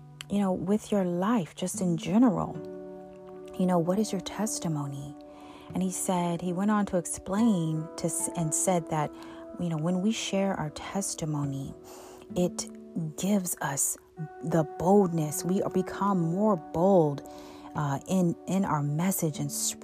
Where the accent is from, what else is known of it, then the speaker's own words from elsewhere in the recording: Buffalo, New York, United States; I was born on March 3rd, 1981 in Buffalo, New York